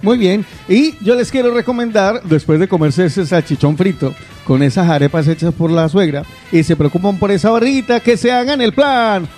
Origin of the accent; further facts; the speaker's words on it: Guarromán, Andalusia, Spain; moved away; en Jaén, concretamente en mi pueblo querido, donde me van a hacer una estatua un día. Estoy hablando de Guarromán